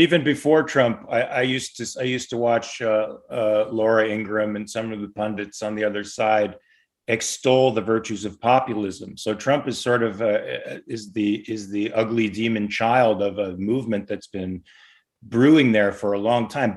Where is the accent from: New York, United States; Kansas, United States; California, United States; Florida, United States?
California, United States; Los Angeles; also born or lived in Pasadena, California / Valencia, California; I'm a native here. I I was born in Pasadena, raised in Van Nuys, living in Valencia now.